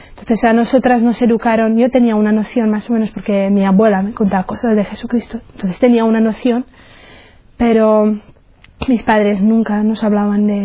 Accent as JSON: {"language": "Spanish", "country": "Czechia", "second_language": "Spanish", "moved": "yes", "said": "soy de la República Checa, entonces notaréis a lo mejor algún acento, es por eso, porque soy checa. Y tengo 32 años, eh, soy de una familia, somos tres chicas, tres hermanas, y yo soy la más pequeña. Mm. Mi familia no es, eh, no es religiosa"}